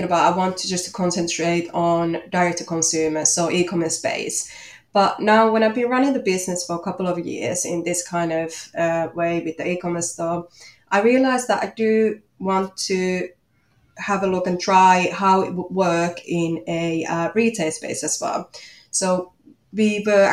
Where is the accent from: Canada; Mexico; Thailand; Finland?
Finland; English is a second language; moved away as an adult; also born or lived in Manchester, United Kingdom; now in Australia; you might hear from my accent that I'm from Finland